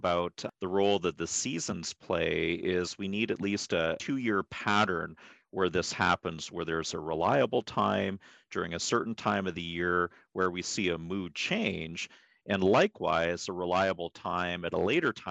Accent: Pacific Northwest, United States; I was born and raised in the Pacific Northwest

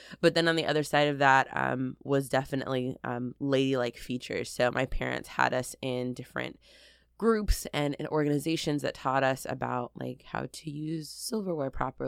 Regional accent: Connecticut, United States; also born or lived in Texas; I'm an East Coast baby. So for me, I grew up in Connecticut.

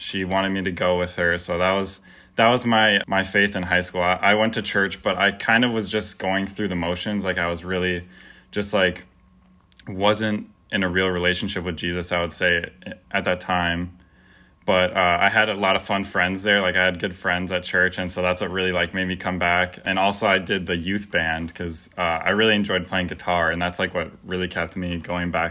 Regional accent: Verona, Wisconsin, United States; I grew up in Verona, Wisconsin, which isn't too far away

